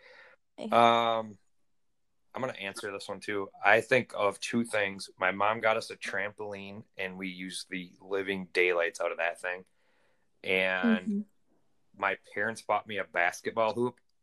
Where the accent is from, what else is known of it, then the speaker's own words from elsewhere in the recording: Rice Lake, Wisconsin, United States; Oh, I grew up in Rice Lake. A lot of my family's over there, most of it.